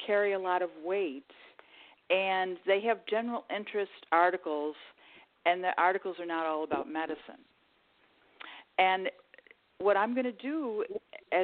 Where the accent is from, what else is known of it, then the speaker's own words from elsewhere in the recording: Buffalo, New York, United States; 2 of us were born in New York. But then, of course, my parents returned to Buffalo when my father, when his time in the Navy was up